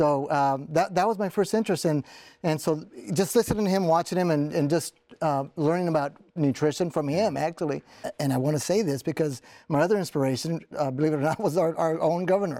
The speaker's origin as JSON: {"language": "English", "region": "South Texas", "country": "United States", "tie": "born or raised there", "said": "I grew up in South Texas, and my parents were migrants, so mm-hmm. we migrated up north to work in the fields."}